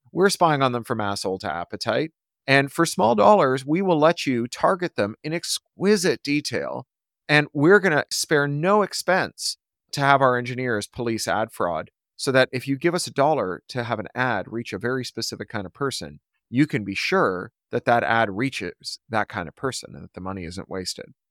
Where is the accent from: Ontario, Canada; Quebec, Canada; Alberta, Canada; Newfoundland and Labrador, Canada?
Ontario, Canada; Toronto; growing up in Toronto